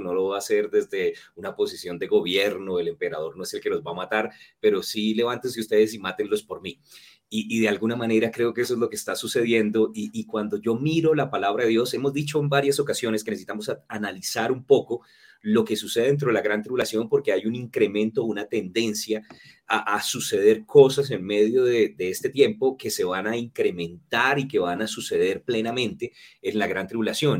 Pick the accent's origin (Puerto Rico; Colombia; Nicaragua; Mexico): Colombia; Norte de Santander; also born or lived in San Cristóbal, Táchira, Venezuela / Cúcuta / Pamplona; Y crecí después en Colombia